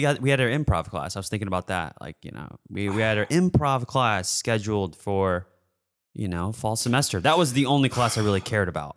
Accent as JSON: {"language": "English", "town": "Portage", "region": "Michigan", "country": "United States", "said": "I'm from Portage, Michigan, forty-five minutes south"}